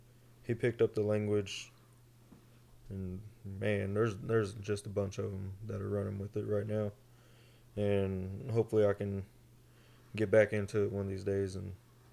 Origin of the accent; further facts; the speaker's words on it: Sapulpa, Oklahoma, United States; also born or lived in Okmulgee, Oklahoma; now in Tulsa, United States; I was born in Omogi way back when. And it's classified. I grew up in Sepulpa. Now I reside in Tulsa. Uchi Creek and Cherokee, but I follow Uchi Way.